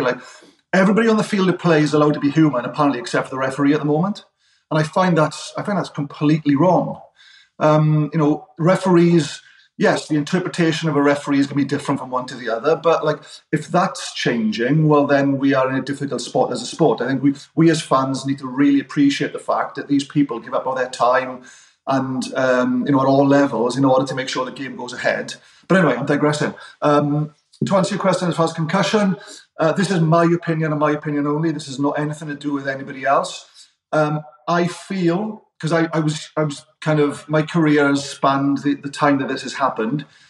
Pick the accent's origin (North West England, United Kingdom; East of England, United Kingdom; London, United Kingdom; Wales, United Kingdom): Wales, United Kingdom; accent: Welsh; also born or lived in Michigan; my accent stuck out because I was a Welshman.